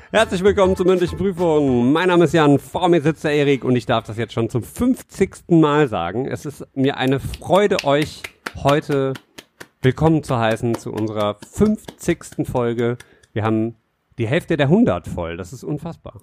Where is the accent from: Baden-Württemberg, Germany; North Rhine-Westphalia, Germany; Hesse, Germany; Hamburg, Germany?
North Rhine-Westphalia, Germany; Düsseldorf; wir sind ja Düsseldorfer Jungs. Wir kommen von hier